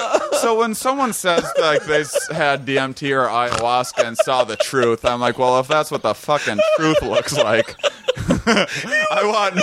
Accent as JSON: {"language": "English", "town": "La Crosse", "region": "Wisconsin", "country": "United States", "tie": "born or raised there", "said": "I just came back from Wisconsin as well. I spent a treacherous 3 months there living in my parents' basement"}